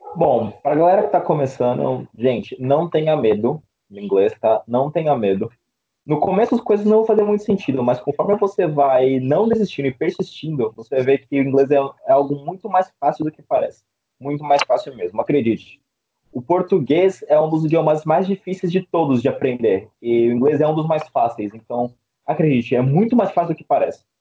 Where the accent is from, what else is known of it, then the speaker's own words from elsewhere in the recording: São Paulo, Brazil; sou de Sampa